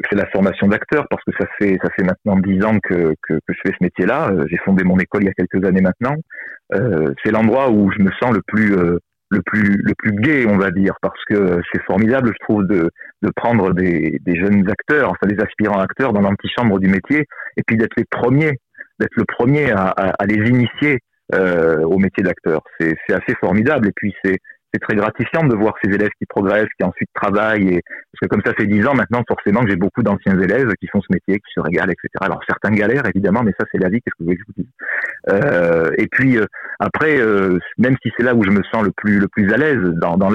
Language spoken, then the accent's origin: French; southern France, France; même si je suis méridional que on pense souvent que les méridionaux parce qu'on est sympathique parce qu'on est avenant